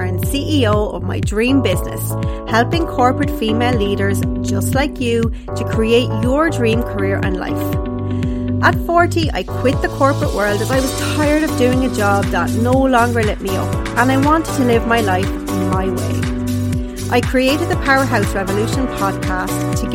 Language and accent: English; Carlow, Leinster, Ireland; also born or lived in London, United Kingdom; I grew up in Carlow in Ireland